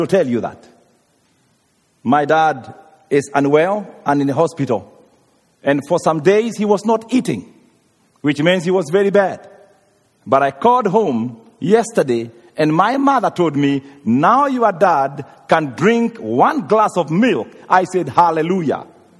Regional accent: Kenya; moved away; I come from Africa, and some places there people are very hungry. Even Kenya, right now we have drought of 2 years, no rain

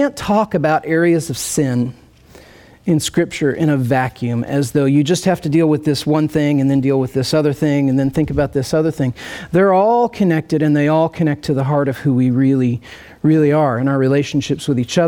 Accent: rural Indiana, United States; moved away as an adult; also born or lived in Nashville / St. Louis; now in Kansas City, United States; I grew up in rural Indiana, central Indiana

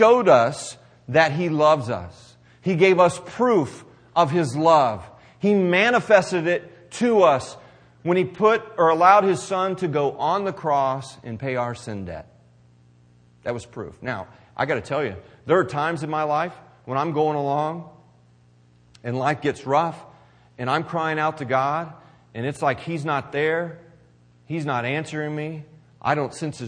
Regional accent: Missouri, United States; I'm from Missouri

